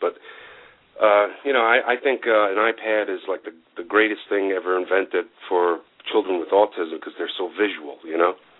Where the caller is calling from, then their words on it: Massachusetts, United States; from Massachusetts, ….